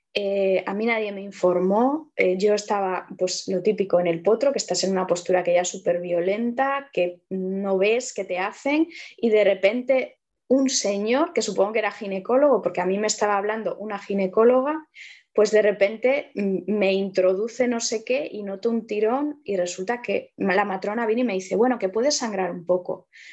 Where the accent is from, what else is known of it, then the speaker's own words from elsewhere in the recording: Vigo, Galicia, Spain; moved away as an adult; now in Allariz, Spain; yo soy de Vigo, eh, ahora vivo en Ayariz desde hace unos años